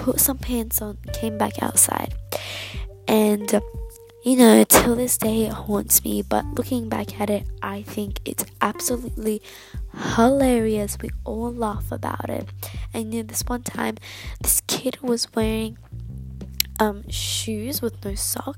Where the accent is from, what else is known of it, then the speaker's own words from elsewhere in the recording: Australia; I'm Australian. I live in Australia